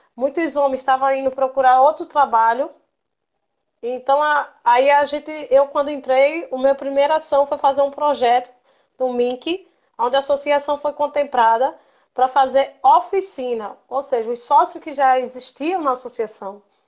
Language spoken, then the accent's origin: Portuguese; Glória do Goitá, Pernambuco, Brazil; meu primeiro contato com o Mamulengo foi quando eu era criança, aqui em Glória do Goitá